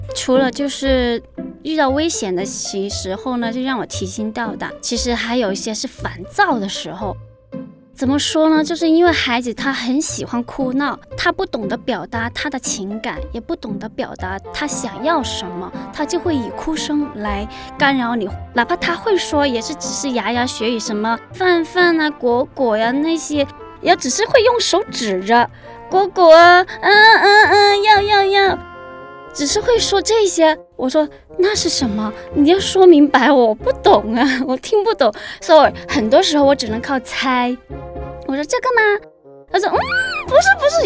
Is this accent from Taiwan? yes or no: no; Guangzhou, Guangdong, China; 今年三十七岁了。我是一个广州人